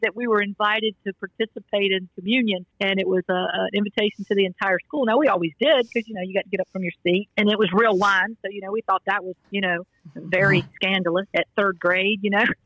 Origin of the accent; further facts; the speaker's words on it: Greenville, South Carolina, United States; now in Newport News, United States; I was born in Greenville, South Carolina, to my mother and father, James and Janice